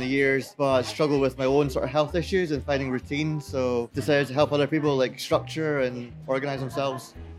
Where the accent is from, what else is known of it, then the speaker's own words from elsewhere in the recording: Glasgow, Scotland, United Kingdom; moved away as an adult; also born or lived in Spain; I'm from Glasgow in Scotland.